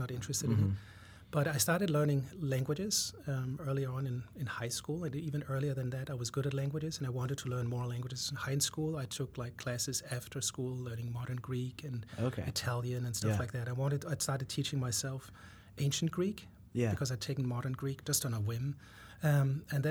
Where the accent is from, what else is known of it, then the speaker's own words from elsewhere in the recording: Denmark; moved away as an adult; also born or lived in France; now in United States; I was born in Denmark and went to college there for 2 years. Then I lived in France for 3 years